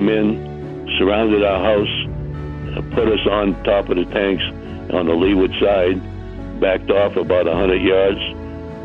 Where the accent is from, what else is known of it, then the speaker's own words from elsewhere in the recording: Boston, Massachusetts, United States; I'm born and raised in Boston at the corner of the Charles River and the Atlantic Ocean.